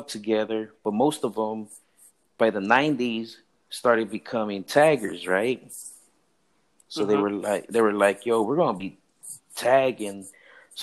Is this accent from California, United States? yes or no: yes; Los Angeles, California, United States; also born or lived in Compton, California; We moved out of that area a little bit after I've moved over to the Pico Union area over by MacArthur Park and downtown